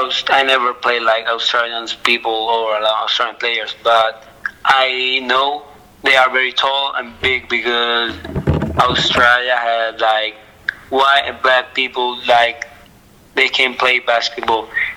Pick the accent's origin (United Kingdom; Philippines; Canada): Philippines; English is a second language; now in Italy; I'm in Italy, but I'm Filipino, yeah. But I'm very proud to be Pinoy. I'd be proud to be Filipino